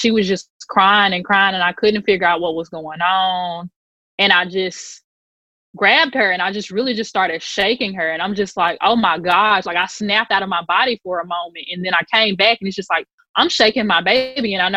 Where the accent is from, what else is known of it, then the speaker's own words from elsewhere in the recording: Mississippi Delta, United States; moved away; we're from the Delta originally